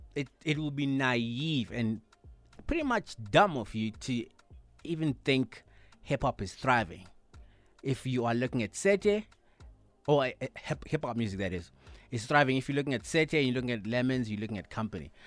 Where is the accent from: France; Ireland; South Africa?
South Africa; as black, uh, South Africans